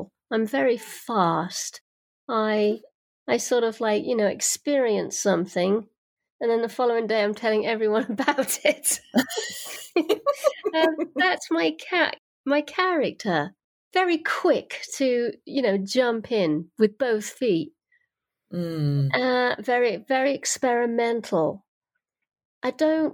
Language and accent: English; United Kingdom; moved away; I come from Britain. Mm-hmm. That's where I was born and raised.